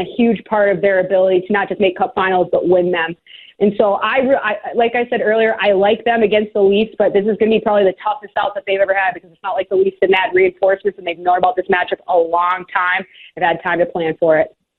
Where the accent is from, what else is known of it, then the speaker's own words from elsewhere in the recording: Minnesota, United States; moved away; I'm from Minnesota originally